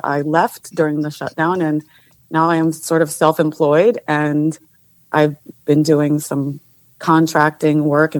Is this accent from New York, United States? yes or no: yes; Clifton Park, New York, United States; I am from Clifton Park, New York.